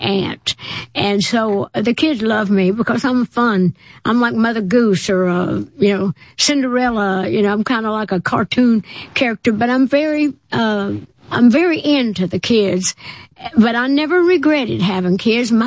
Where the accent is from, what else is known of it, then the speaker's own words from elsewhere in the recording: Tennessee, United States; I'm from Tennessee